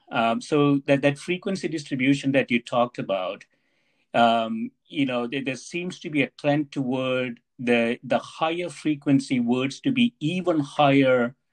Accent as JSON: {"language": "English", "country": "India", "tie": "born or raised there", "said": "the place I grew up in India, you know, last 30 years, I visit that place maybe once every 2 years or so."}